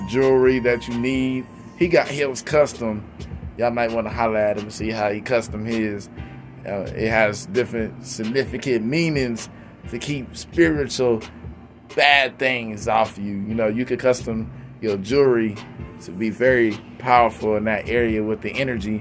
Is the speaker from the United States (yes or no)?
yes; Texas, United States; I'm from Texas, so, you know, we have all these little old school sayings